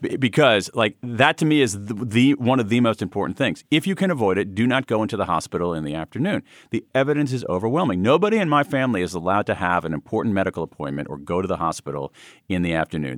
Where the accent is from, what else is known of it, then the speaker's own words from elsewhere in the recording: Central Ohio, United States; moved away; I grew up in Central Ohio